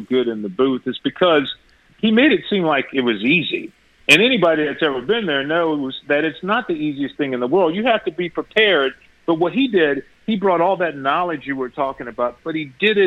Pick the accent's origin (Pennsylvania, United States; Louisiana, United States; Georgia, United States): Louisiana, United States; I grew up in Louisiana